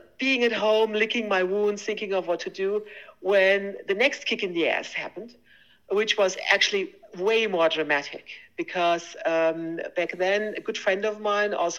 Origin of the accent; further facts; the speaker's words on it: Germany; I was born and raised in Germany, went to school there.